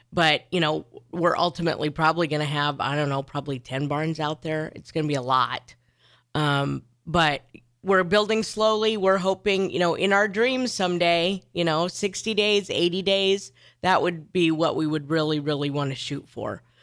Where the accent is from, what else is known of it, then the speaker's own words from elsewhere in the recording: Neely, Nebraska, United States; I grew up in Neely, Nebraska